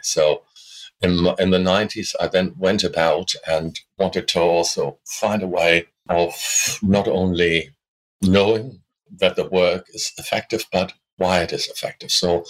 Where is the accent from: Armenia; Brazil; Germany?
Germany; moved away as an adult; now in Australia; And I was able to postpone conscription, which we still had in those days in Germany, the military draft, you know.